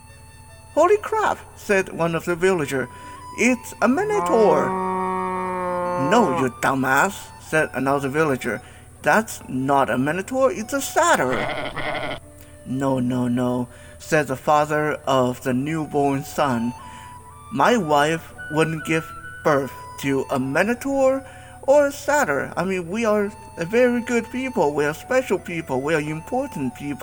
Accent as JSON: {"language": "English", "country": "Taiwan", "said": "Not really my native land, I'm from Taiwan"}